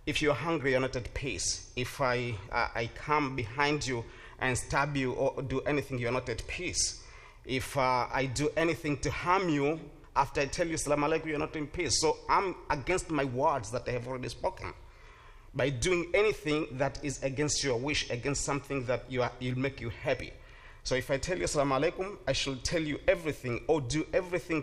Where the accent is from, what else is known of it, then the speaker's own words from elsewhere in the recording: Tanzania; English is a second language; now in Stark County, Ohio, United States; I came from a country that called Tanzania. Is in East Africa